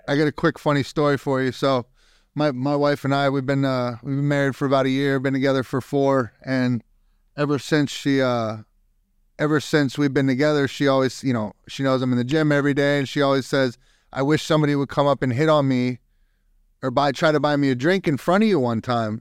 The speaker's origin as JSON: {"language": "English", "town": "Youngstown", "region": "Ohio", "country": "United States", "moved": "yes", "lives_now": "Texas, United States", "said": "I'm from up north. I'm from Young, Youngstown, Ohio"}